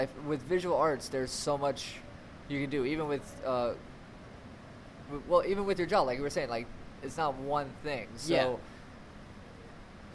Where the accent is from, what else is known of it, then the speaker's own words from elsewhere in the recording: Florida, United States; moved away; another Floridian in the house